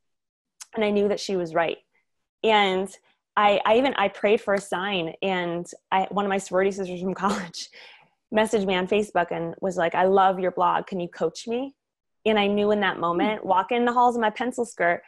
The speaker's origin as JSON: {"language": "English", "region": "Michigan", "country": "United States", "tie": "born or raised there", "also_born_or_lived": "Florida", "moved": "as an adult", "lives_now": "California, United States", "said": "I grew up in Michigan."}